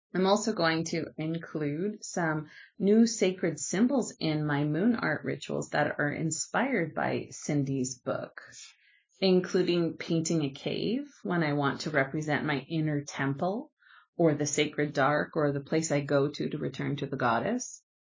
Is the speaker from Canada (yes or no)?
yes; Canada; I'm Canadian